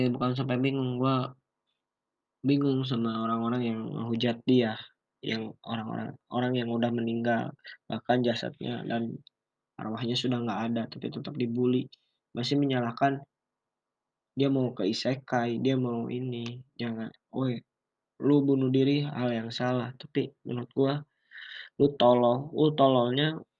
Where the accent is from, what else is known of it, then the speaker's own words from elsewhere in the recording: Bandung, West Java, Indonesia; ya gue juga orang Bandung di sini